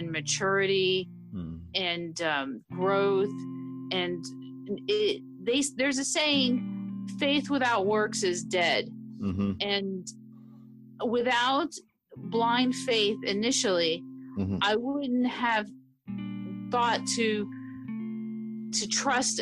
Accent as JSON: {"language": "English", "town": "Miami", "region": "Florida", "country": "United States", "tie": "born or raised there", "said": "I'm from Miami, Florida, and I grew up there"}